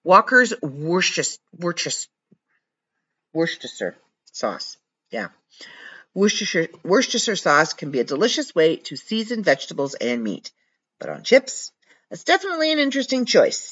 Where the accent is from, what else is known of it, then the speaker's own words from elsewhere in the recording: Canada; I'm from Canada.